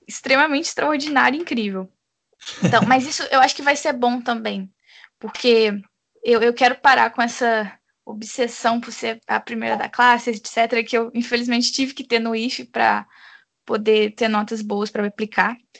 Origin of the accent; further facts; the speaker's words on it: Brazil; no meu caso eu nunca nem saí do Brasil